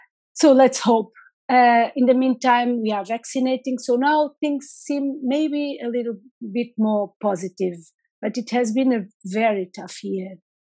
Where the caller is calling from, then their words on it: Lisbon, Portugal; So I'm logging in from Lisbon, from the capital of Portugal.